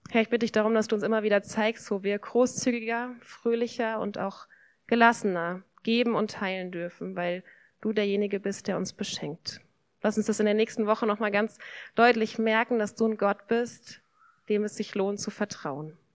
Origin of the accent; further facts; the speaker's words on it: Germany; ich bin hier in Deutschland aufgewachsen, in einer Familie.